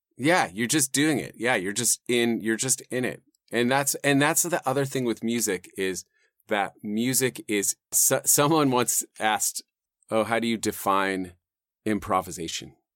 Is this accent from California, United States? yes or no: yes; Los Gatos, California, United States; I grew up in the South Bay, you know, uh, and kinda inland from Santa Cruz and those hills there